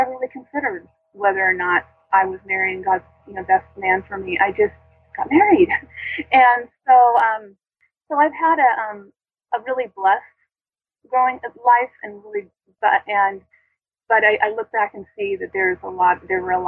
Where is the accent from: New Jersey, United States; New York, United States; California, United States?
California, United States; the Bay Area; I grew up in the Bay Area, mostly in the Bay Area